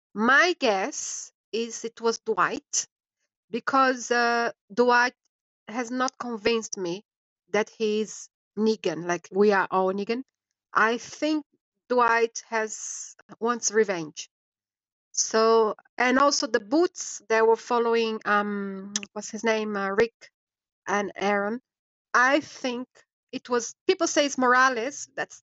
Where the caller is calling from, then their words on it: London, United Kingdom; I'm calling from London, UK.